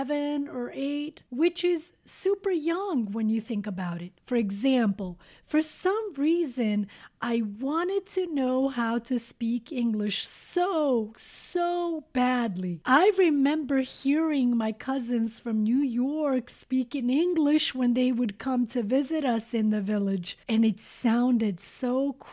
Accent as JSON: {"language": "English", "town": "Šipčanik", "country": "Montenegro", "tie": "born or raised there", "moved": "yes", "said": "Many of you, dear listeners, know that I was born in Montenegro. To be specific, I was born in a small village called Šipčanik."}